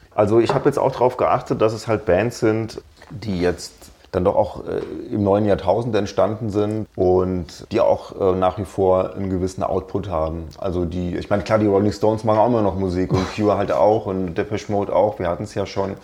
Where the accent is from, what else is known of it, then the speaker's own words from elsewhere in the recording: Darmstadt, Hesse, Germany; habe ich den größten Teil meines Lebens in Südhessen verbracht, in Darmstadt, wo ich auch jetzt wieder wohne